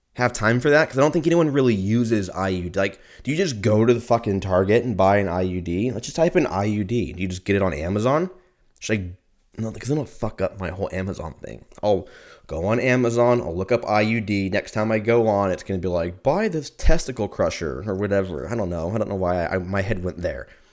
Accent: United States; I'm a, I'm American

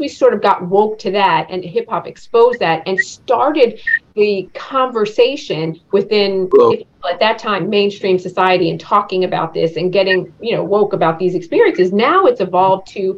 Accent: East Coast, United States; a young girl growing up on the East Coast

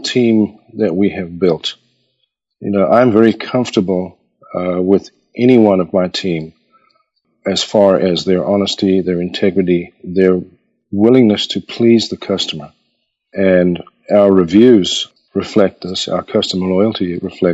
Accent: Pietermaritzburg, KwaZulu-Natal, South Africa; now in United States; I was born and raised in South Africa. And in the mid to late 60s, in a little town called Pietermaritzburg

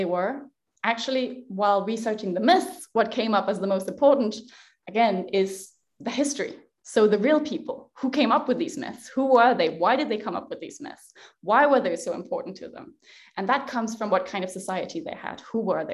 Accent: Denmark; I am Danish. So I was born in Denmark and I grew up with the Norse myths.

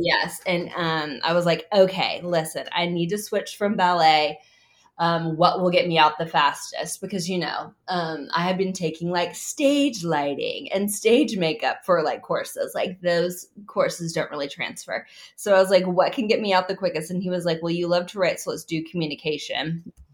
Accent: Oklahoma City, Oklahoma, United States; I grew up in Oklahoma City.

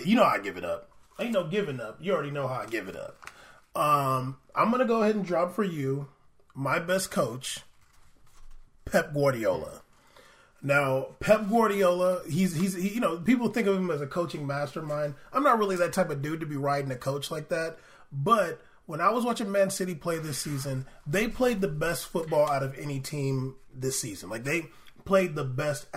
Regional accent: United States; because we're American

